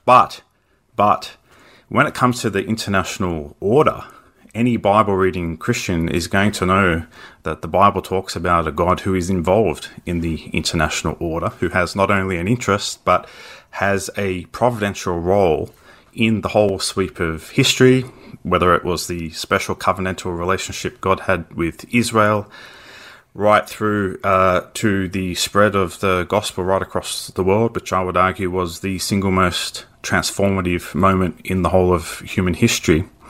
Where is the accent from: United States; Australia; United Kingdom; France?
Australia; as an Australian